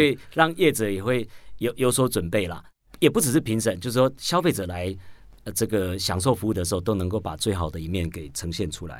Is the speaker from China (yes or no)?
no; Taoyuan, Taiwan; 我是桃园人